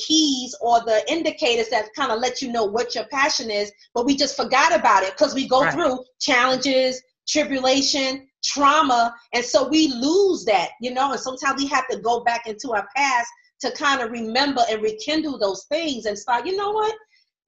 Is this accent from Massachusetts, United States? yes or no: no; New York, United States; I'm from New York as well